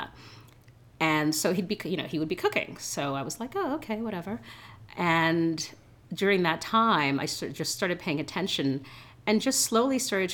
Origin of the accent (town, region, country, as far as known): New York City, New York, United States; born or raised there; English is a second language; also born or lived in Haiti / Boston